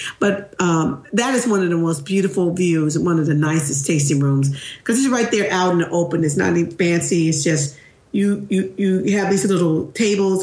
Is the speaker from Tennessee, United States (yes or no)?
yes; Tennessee, United States; moved away; also born or lived in California; I grew up